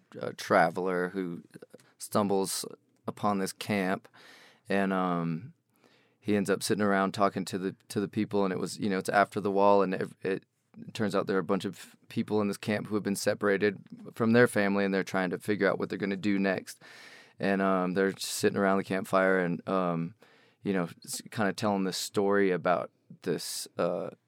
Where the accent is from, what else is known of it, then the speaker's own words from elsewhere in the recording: Arvada, Colorado, United States; moved away; also born or lived in Houston, Texas; I moved here when I was about two. And I grew up in, you know, Green Mountain and Arvada